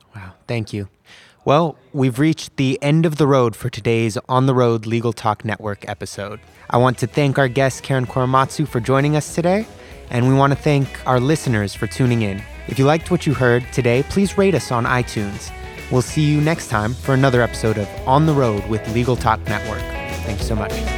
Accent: California, United States; being a Muslim American myself, who grew up born and raised in California

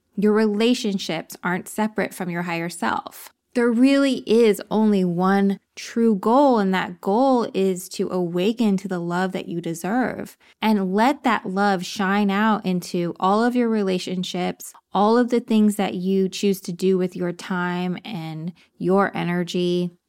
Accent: Texas, United States; also born or lived in upstate New York; now in New York, United States; I'm from Texas.

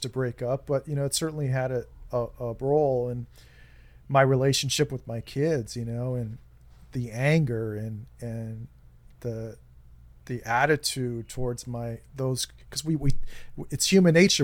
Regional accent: United States; we're so insular here in the United States

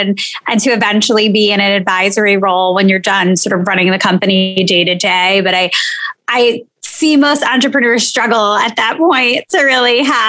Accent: New York City, New York, United States; And I live in Queens. So I am born and raised in Queens, which I love to tell people is not only the most diverse borough in the entire city, but arguably one of the most diverse places in the entire world.

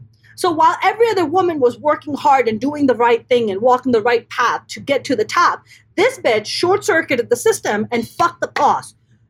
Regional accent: East Coast, United States; growing up on the East Coast, I grew up with four older brothers.

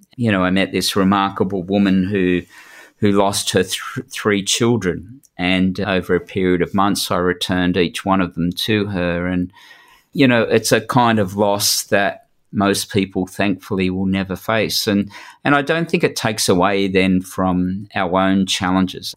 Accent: New South Wales, Australia; I'm from New South Wales

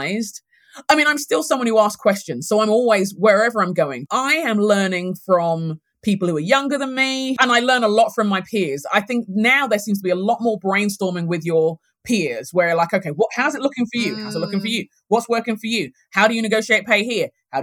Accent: London, United Kingdom; moved away as an adult; now in United States; I'm Nigerian heritage. I was born and raised in London, grew up in London in England

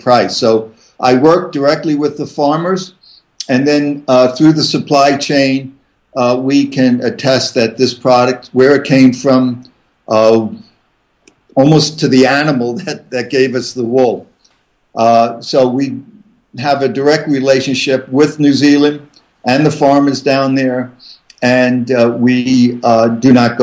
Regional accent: Catskill Mountains, New York, United States; moved away as an adult; also born or lived in Vermont; now in Steamboat Springs, Colorado, United States; I grew up in the Catskill Mountains

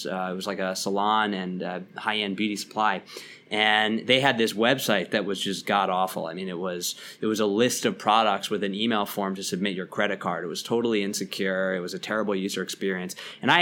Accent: Lower Merion, Pennsylvania, United States; now in New York City, United States; I grew up outside of Philly in the suburbs, a suburb called Lower Merion.

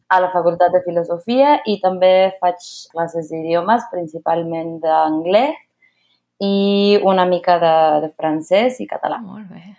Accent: Mexico City, Mexico; Catalan is a second language; also born or lived in Barcelona; Soc una filla de la Ciutat de Mèxic, visc al centre

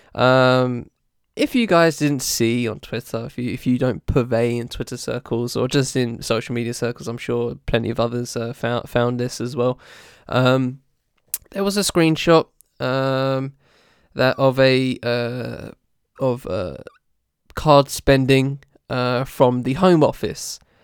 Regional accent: United Kingdom

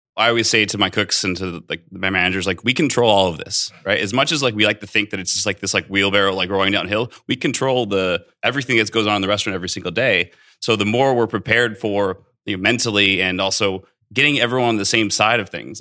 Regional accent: Central Coast of California, United States; also born or lived in Bay Area / Santa Barbara; now in Las Vegas, United States; I grew up in the Central Coast of California, uh, actually born in the Bay Area.

